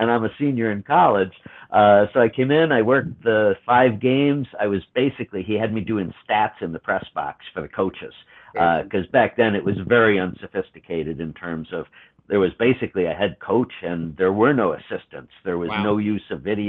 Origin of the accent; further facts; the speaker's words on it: Buffalo, New York, United States; moved away; also born or lived in Nashville; growing up in Buffalo